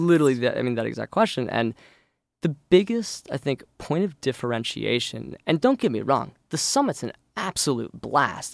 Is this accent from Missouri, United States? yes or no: yes; St. Louis, Missouri, United States; moved away as an adult; now in Chicago, United States; I actually grew up in Saint Louis